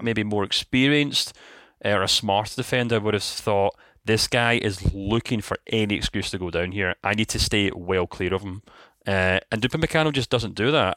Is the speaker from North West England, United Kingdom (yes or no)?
no; Scotland, United Kingdom; we're Scottish